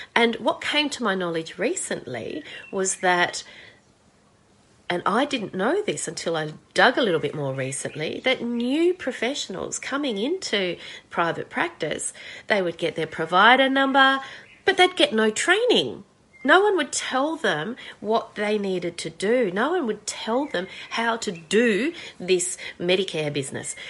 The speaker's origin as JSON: {"language": "English", "country": "Australia", "said": "I'm an Australian clinical and forensic psychologist"}